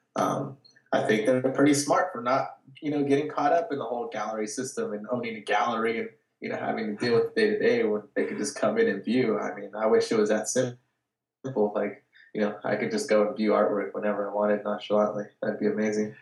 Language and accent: English; Watsonville, California, United States; I grew up in Watsonville. Um, it's it's like an hour and a half south of uh, San Francisco